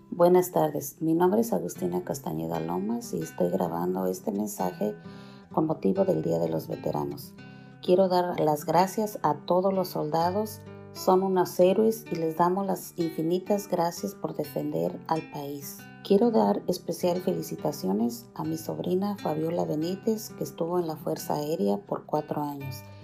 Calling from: New Jersey, United States; de Nueva Jersey.

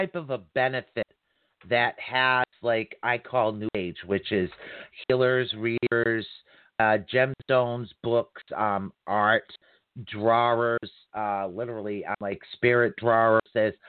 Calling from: Massachusetts, United States; Not at Cape, but yeah, closer to Cape Cod, past Boston. Yeah. So, yeah, I'm over in that particular area.

